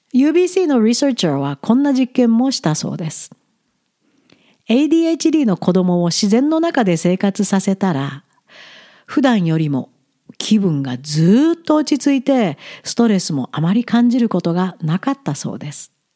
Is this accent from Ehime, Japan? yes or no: yes; Ehime, Japan; moved away as an adult; also born or lived in Tokyo, Japan; now in Alberta, Canada; カナダに移住する前ふるさとの愛媛にあった家を売って